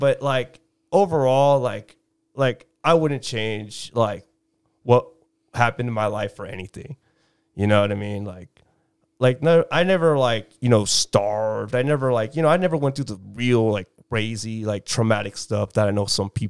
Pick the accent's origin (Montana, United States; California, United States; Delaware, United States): California, United States; Chula Vista; Chula Vista.